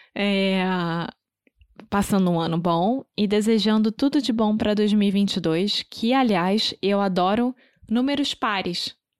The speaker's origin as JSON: {"language": "Portuguese", "region": "Rio de Janeiro", "country": "Brazil", "moved": "yes", "said": "Eu sou brasileira, carioca do Rio de Janeiro."}